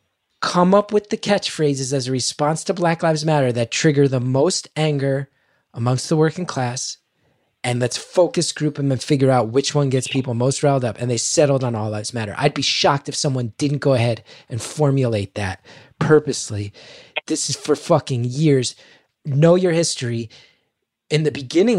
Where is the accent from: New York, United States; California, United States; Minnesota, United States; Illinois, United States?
New York, United States; New York City; I'm an artist from New York City